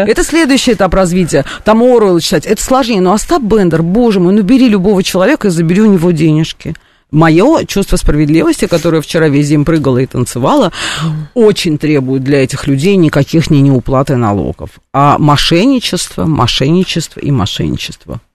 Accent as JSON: {"language": "Russian", "country": "Russia", "said": "Я там этническая армянка, которая там со всеми поколениями жила на территории Русской империи, там, Российской империи, Советского Союза, теперь там Российской Федерации"}